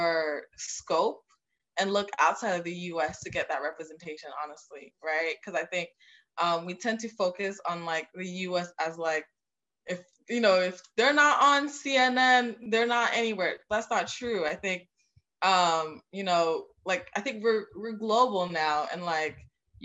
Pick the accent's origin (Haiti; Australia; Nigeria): Haiti; now in United States; I'm from Haiti originally.